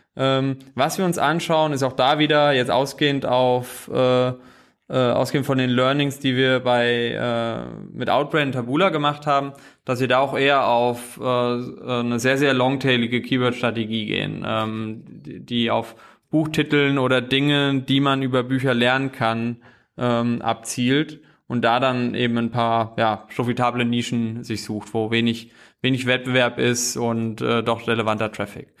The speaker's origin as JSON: {"language": "German", "region": "a small village in central Hesse", "country": "Germany", "moved": "as an adult", "lives_now": "Berlin, Germany", "said": "komme wirklich aus einem kleinen Dorf in der Mitte von Hessen"}